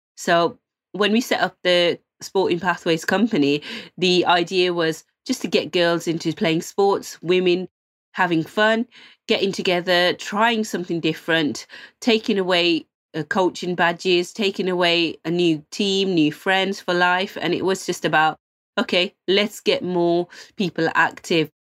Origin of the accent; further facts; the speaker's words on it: Birmingham, West Midlands, United Kingdom; I was selected as one of the fourteen hometown heroes. We're all from Birmingham